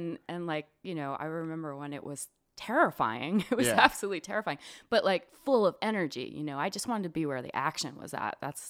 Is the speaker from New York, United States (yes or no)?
yes; New York, United States; also born or lived in Long Island; I grew up in Long Island and upstate New York, and I ended up in rural Virginia.